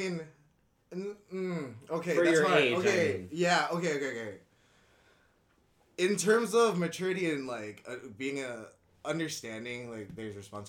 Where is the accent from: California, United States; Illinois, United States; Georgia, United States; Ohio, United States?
California, United States; Arcadia; English is a second language; also born or lived in Jakarta, Indonesia; growing up in Arcadia, though, it was easy to learn English and everything because everybody was Asian. It was 90% Asian.